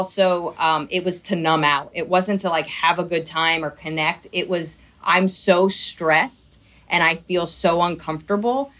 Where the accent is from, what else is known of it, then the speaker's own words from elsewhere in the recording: right outside of Princeton, New Jersey, United States; I grew up right outside of Princeton in New Jersey.